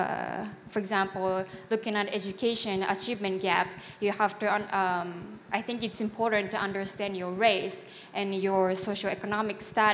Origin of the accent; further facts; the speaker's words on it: Japan; moved away as an adult; now in United States; So I'm from Japan, so I moved here to go to college, so I don't identify myself as an Asian American. I'm Japanese